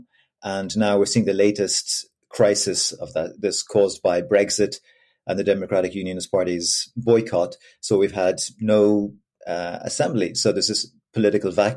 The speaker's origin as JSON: {"language": "English", "town": "Dublin", "region": "Leinster", "country": "Ireland", "said": "I'm from Dublin, middle-class kid"}